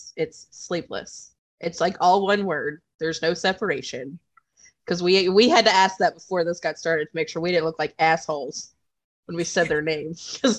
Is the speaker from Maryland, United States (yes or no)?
yes; Maryland, United States; moved away as an adult; now in North Carolina, United States; I grew up in Maryland, but then I moved to North Carolina 8 years ago, almost 9 years ago.